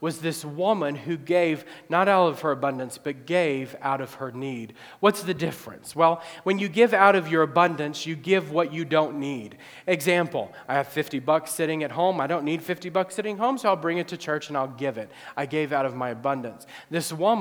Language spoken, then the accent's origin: English; Illinois, United States; my hometown area